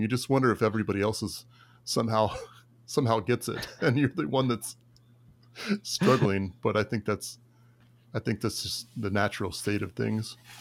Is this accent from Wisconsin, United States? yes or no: no; Tampa Bay area, Florida, United States; I'm from, uh, the Tampa Bay area